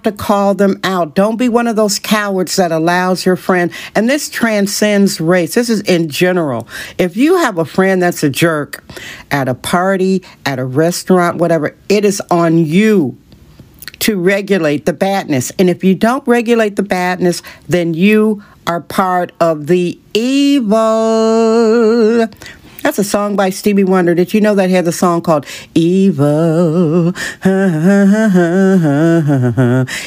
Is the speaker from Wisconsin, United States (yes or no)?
yes; Wisconsin, United States; moved away; I'm from Wisconsin